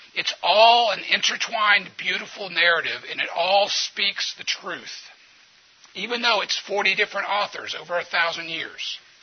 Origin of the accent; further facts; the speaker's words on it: New Orleans, Louisiana, United States; I'm from New Orleans